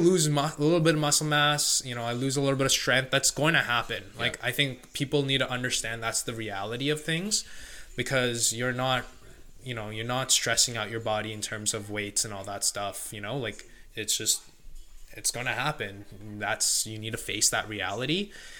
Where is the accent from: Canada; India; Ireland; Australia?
India; being Indian, my mom knows how to make yogurt, so we kind of make our own Greek yogurt essentially.